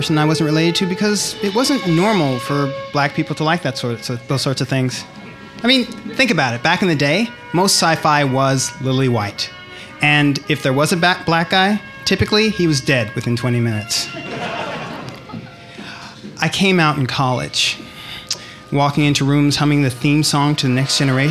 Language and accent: English; Berkeley, California, United States; moved away as an adult; now in Chicago, United States; I grew up in Berkeley